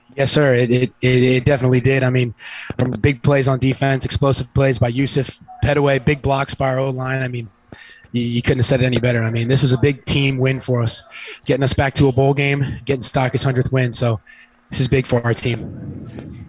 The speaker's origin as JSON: {"language": "English", "town": "Fort Lauderdale", "region": "Florida", "country": "United States", "tie": "born or raised there", "said": "I grew up here born and raised in Fort Lauderdale"}